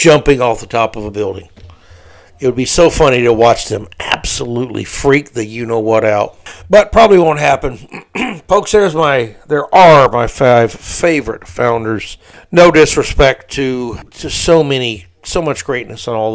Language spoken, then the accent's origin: English; Tampa, Florida, United States; my hometown of Tampa Bay